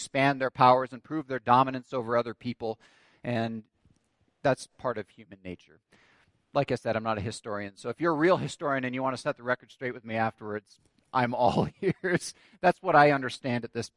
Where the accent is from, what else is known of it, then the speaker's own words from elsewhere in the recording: Canada; growing up in Canada as I did